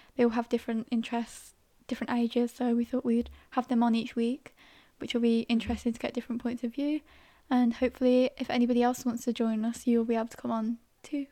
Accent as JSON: {"language": "English", "area": "Staffordshire", "region": "West Midlands", "country": "United Kingdom", "said": "I'm originally from Staffordshire, near Birmingham"}